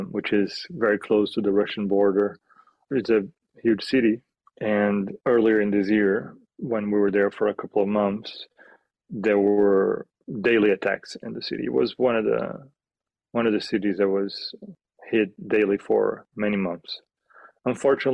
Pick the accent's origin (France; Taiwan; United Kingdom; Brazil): Brazil; Rio de Janeiro; moved away as an adult; now in Kyiv, Ukraine; I'm from Brazil, Rio de Janeiro